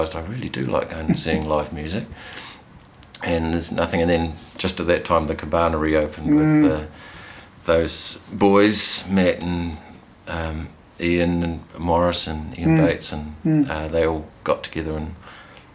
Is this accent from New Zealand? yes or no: yes; Auckland, New Zealand; moved away as an adult; now in Hawke's Bay, New Zealand; We grew up in Pakeranga, and we started flatting, in Pakeranga.